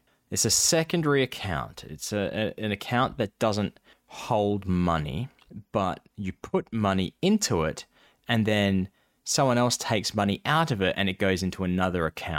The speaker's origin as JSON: {"language": "English", "country": "United States", "said": "We're American."}